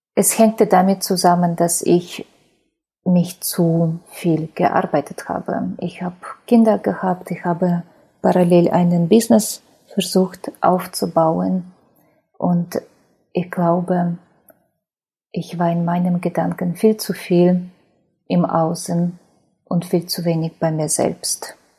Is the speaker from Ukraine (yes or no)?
yes; Ukraine; German is a second language; moved away as an adult; now in Germany; Ich bin in Ukraine geboren, bin jetzt ähm, 41 Jahre alt